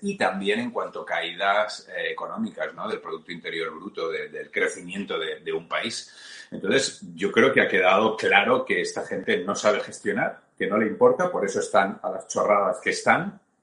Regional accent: Valencian Community, Spain; si tiene que ver con la comunidad valenciana de la forma que sea, yo estaré encantado porque es mi tierra

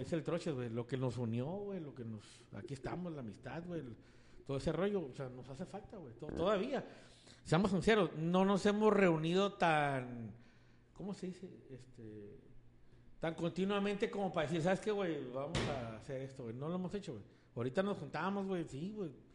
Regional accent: Mexico; soy mexicano

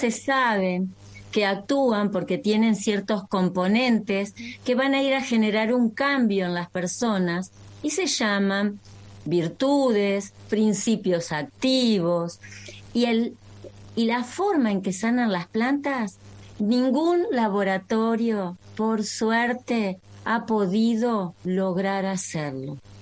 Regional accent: María Grande, Entre Ríos, Argentina; Yo nací en María Grande, Entre Ríos, es decir, comparto la tierra litoraleña con ustedes

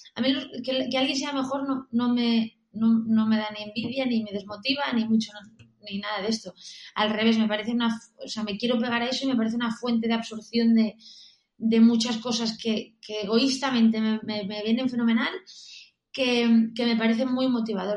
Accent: Galicia, Spain; also born or lived in Barcelona; now in Madrid, Spain; yo soy gallega

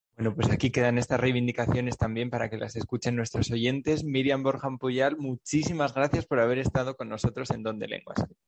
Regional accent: Navarre, Spain; yo soy de Navarra

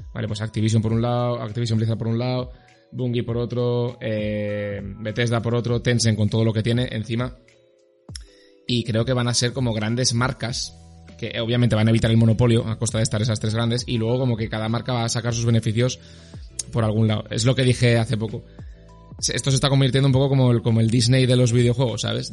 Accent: Zaragoza, Aragon, Spain; soy de Zaragoza

